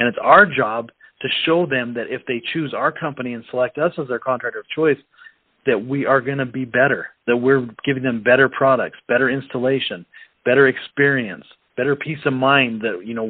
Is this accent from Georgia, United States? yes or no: no; Utah, United States; I grew up in Utah